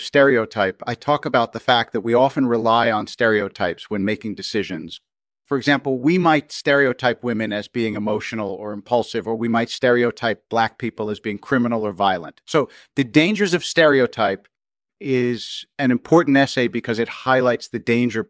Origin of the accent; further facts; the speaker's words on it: Baltimore, Maryland, United States; I was born and raised in Baltimore, Maryland